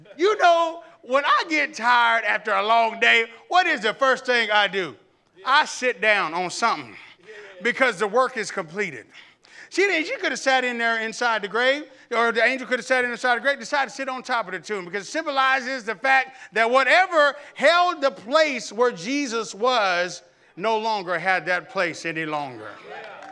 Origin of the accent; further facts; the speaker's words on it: Camden, Arkansas, United States; I remember growing up in the Damascus Road Baptist Church in Camden, Arkansas